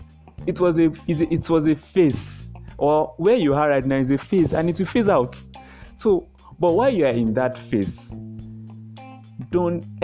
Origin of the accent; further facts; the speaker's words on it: Yorubaland, Nigeria; I come from the Yoruba tribe, Nigeria.